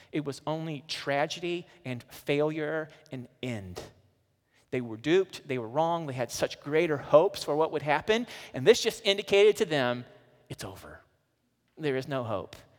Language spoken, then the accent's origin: English; Missouri, United States; I'm from Missouri, I lived right on the Mississippi River